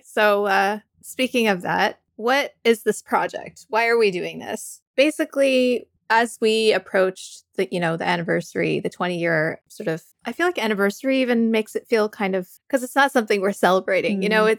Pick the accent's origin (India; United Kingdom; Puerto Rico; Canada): Canada; also born or lived in United States; I am kind of like a nomad since birth. I've been traveling around. I grew up partially in Canada, partially in the US.